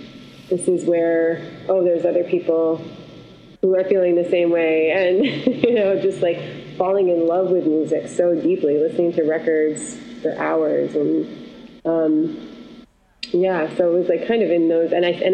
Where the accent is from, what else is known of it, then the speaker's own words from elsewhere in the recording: Syracuse, New York, United States; I'm from Syracuse, New York, and it's actually pretty similar to Wisconsin.